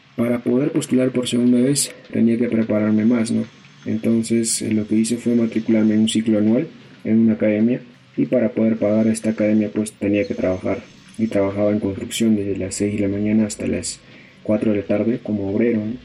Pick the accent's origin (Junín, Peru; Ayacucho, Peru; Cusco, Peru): Ayacucho, Peru; now in Lima, Peru; soy natural de Ayacucho. Nací en el centro poblado de Atihuara, del distrito de Santiago Paucaray, que pertenece a la provincia de Sucre